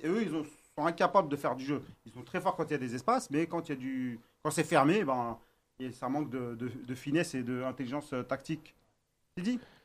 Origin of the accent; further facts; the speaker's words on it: Algeria; on est algérien